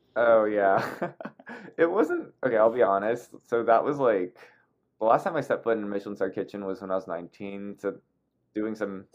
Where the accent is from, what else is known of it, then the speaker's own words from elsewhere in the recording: Torrance, California, United States; also born or lived in Taipei, Taiwan; I grew up in a suburb called Torrance